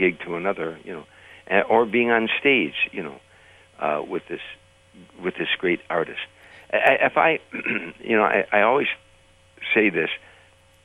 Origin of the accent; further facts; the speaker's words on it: Chicago, Illinois, United States; moved away; also born or lived in Los Angeles area; I was raised on the South Side